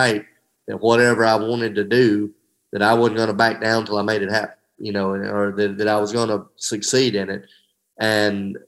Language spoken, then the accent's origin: English; Hamilton, United States; my hometown of Hamilton